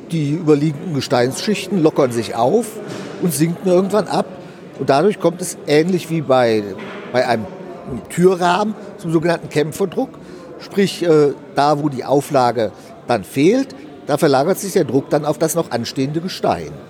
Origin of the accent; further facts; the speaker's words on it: Frankfurt, Hesse, Germany; born there; also born or lived in Hanover; now in Ruhr area, Germany; nein, äh, ich bin gebürtiger Frankfurter.